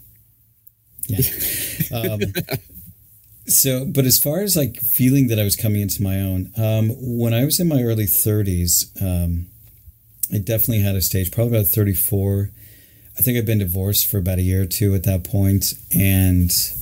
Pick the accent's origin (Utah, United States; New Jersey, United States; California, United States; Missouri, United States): Utah, United States; Salt Lake City; I grew up in Salt Lake